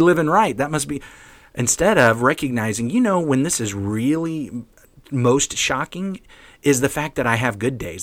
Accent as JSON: {"language": "English", "region": "the South", "country": "United States", "said": "I'm from the South"}